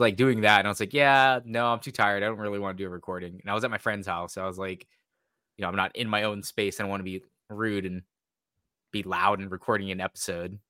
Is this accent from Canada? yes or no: no; Washington, United States; we're both from Washington